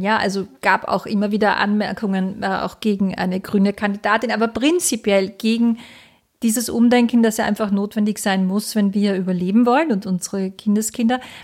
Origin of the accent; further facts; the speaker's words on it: Austria; bei uns in Österreich